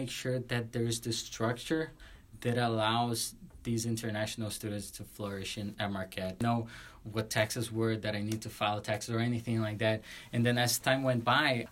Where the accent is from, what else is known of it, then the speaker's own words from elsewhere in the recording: Brazil; moved away as an adult; I was from Brazil